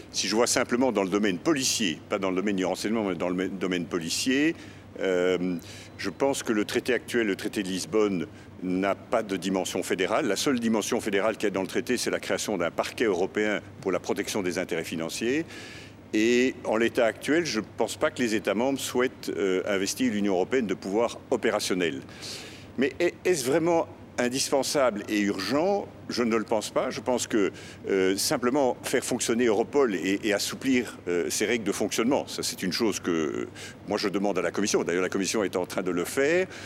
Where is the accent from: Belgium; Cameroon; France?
Belgium; Je suis belge, je suis en faveur de la construction européenne, j'y ai passé l'essentiel de ma carrière